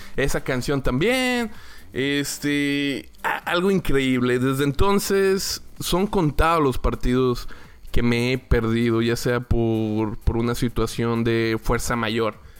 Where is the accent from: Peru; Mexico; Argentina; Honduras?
Mexico; Torreón, Coahuila; moved away as an adult; now in Houston, United States; Yo soy originario de la ciudad de Torreón, Coahuila. Y desde hace 10 años, precisamente en el 2007, me mudé a otra hermosa ciudad que es la ciudad de Houston, Texas